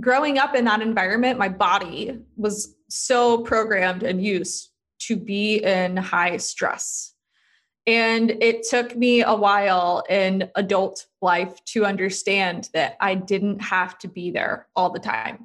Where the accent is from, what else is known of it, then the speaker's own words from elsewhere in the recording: Charlotte, North Carolina, United States; moved away as an adult; I grew up in Charlotte, North Carolina.